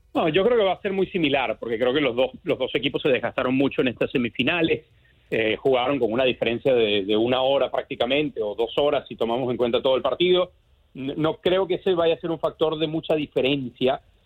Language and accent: Spanish; Venezuela; como decimos en Venezuela, en mi tierra